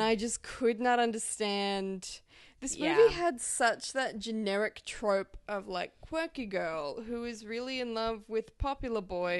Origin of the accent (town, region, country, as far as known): Australia